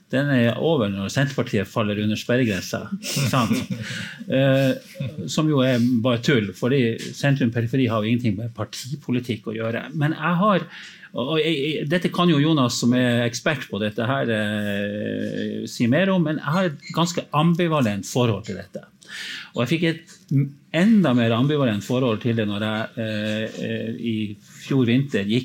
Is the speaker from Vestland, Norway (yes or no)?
yes; Bergen, Vestland, Norway; Du liker jo selvfølgelig det som bergenser å høre det